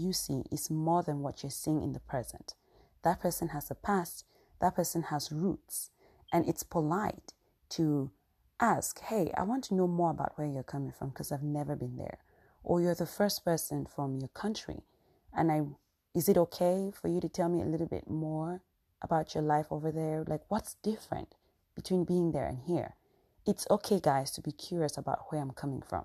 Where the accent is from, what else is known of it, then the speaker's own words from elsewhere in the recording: Cameroon; moved away; I'm from Cameroon